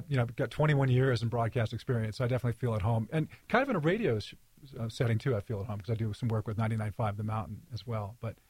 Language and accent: English; Monterey, California, United States; born there; also born or lived in London; But I was born in Monterey, California.